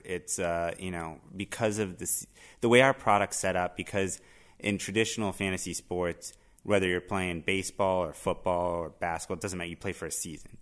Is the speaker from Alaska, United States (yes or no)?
no; Miami, Florida, United States; moved away as an adult; now in Boston, United States; I grew up in Miami, but I've been in Boston for a uh, better part of a decade and a half now.